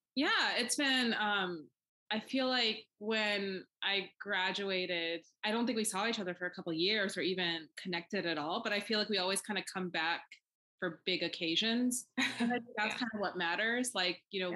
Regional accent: Pakistan; now in United States; I am an immigrant. Like I was born in Pakistan, so that's still very important to me

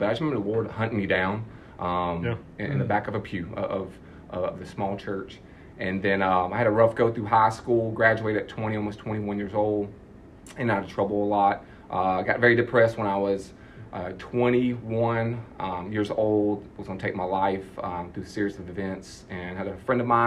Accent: Augusta, Georgia, United States; born and raised in South Augusta, broken home

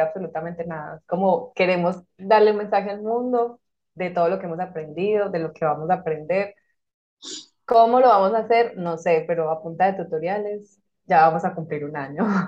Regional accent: Colombia; moved away as an adult; also born or lived in Madrid; now in Malta; soy colombiana, actualmente vivo en Malta.

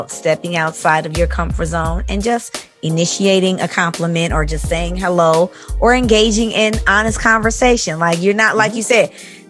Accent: Chicago, Illinois, United States; I'm from Chicago.

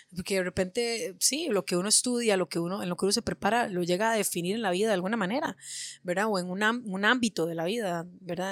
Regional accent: Alajuela, Costa Rica; Alajuela me vio hacerme leña en la calle y me vio crecer

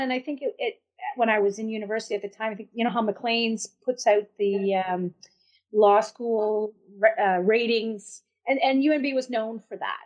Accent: a reserve in the Madawaska community, New Brunswick, Canada; also born or lived in Boston, Massachusetts, United States; I was born in Boston, Massachusetts, and um, but my grandfather fell ill, so they uh, my des- my dad decided to move back with uh, with the whole family. So, and I was three years old at the time. So we moved back in 1971, and uh, I grew up on a reserve

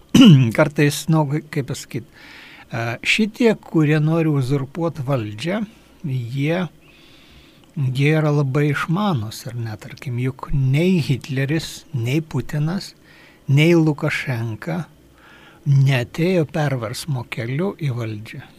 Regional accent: Lithuania

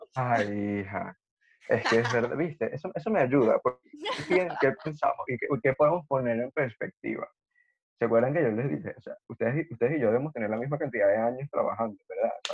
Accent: Los Teques, Miranda, Venezuela; yo soy de Los Teques.

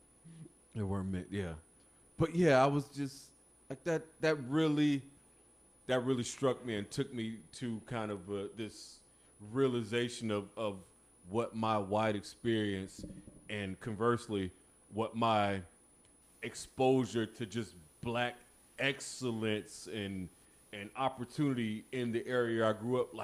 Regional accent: Melbourne, Florida, United States; growing up in my little small city in Melbourne, Florida, we was the majority

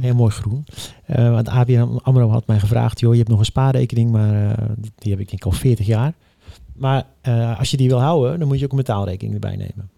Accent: Netherlands; als Nederlander

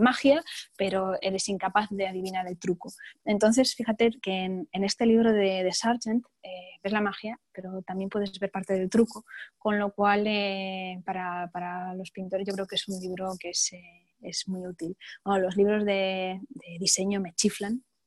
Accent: Spain; also born or lived in New York; siendo un pintor español

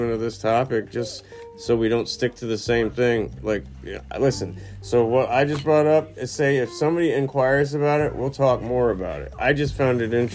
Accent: United States; our land, like my land, America

